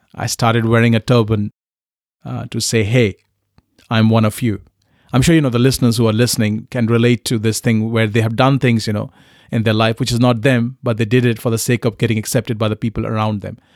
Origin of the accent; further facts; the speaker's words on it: Kolkata, West Bengal, India; English is a second language; moved away as an adult; also born or lived in Punjab / Newcastle, United Kingdom; I was very blessed uh, to be born and brought up in Calcutta